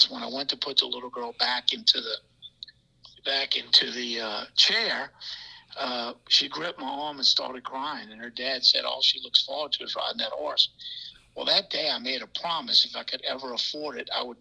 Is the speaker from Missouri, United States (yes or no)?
no; New Orleans, Louisiana, United States; also born or lived in Plaquemines Parish, Louisiana; I grew up in Algiers